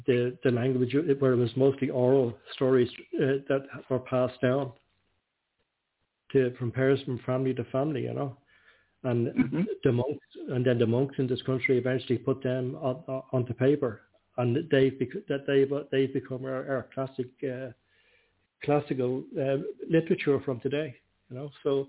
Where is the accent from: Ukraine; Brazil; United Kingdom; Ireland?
Ireland; Dublin, Leinster; moved away as an adult; now in Donegal, Ireland; I'm not from there. I'm not from there. I'm from the capital. I'm from Dublin, you know.